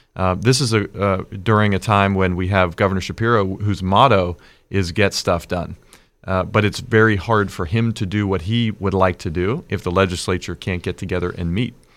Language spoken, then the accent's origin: English; West Deer, Pennsylvania, United States; and West Deer, my hometown